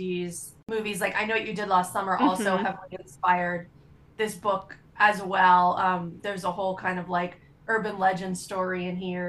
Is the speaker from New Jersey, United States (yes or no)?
no; Florida, United States; I grew up in Florida. I lived through tons of hurricanes.